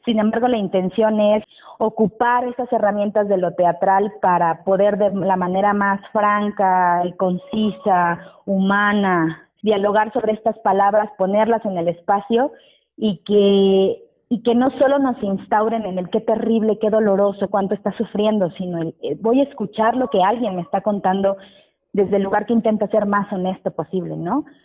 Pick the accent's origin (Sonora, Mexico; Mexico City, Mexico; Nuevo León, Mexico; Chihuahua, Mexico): Mexico City, Mexico; mi familia, donde yo crecí, estamos en Pantitlán, en la zona liminal entre el Estado de México y, la Ciudad de México.